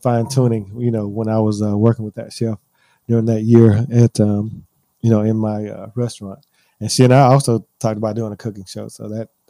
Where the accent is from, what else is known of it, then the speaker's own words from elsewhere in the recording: the South, United States; being that I'm from the South, we use a lot of pork